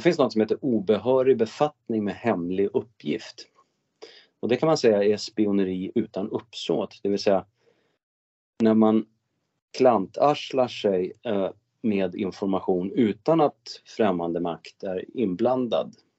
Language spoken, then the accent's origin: Swedish; Örnsköldsvik, Västernorrland County, Sweden; min hemkommun Örnsköldsvik